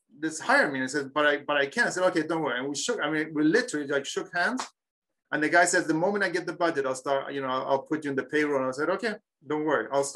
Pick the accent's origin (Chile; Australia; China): Chile; moved away; I'm from Chile.